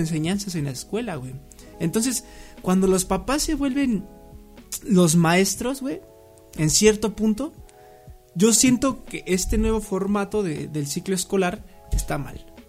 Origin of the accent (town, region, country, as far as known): Mexico